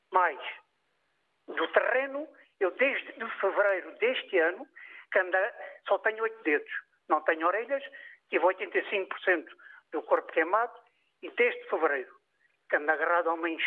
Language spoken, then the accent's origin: Portuguese; Barreiro, Setúbal, Portugal; moved away as an adult; now in Pedrógão Grande, Portugal; eu sou do Barreiro Distrito de Setúbal, vivo em Pedrógão, acabei por ficar cá por outras razões